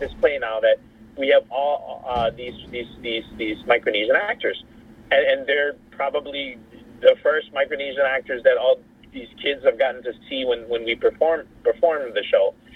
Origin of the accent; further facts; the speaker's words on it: Hawaii, United States; also born or lived in Laos; a Hawaii background because I was raised in Hawaii.